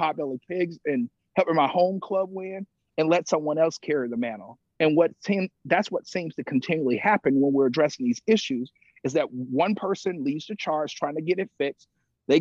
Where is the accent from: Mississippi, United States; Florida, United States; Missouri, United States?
Mississippi, United States; I grew up in Mississippi